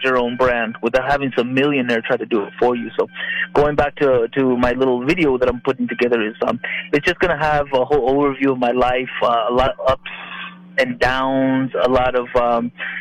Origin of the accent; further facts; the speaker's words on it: Albuquerque, New Mexico, United States; moved away as an adult; also born or lived in San Antonio, Texas; my hometown